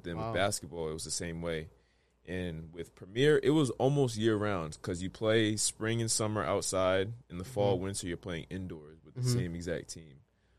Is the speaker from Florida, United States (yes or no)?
no; Providence, Rhode Island, United States; Definitely in Providence. I mean, where my story starts, I don't even know exactly where.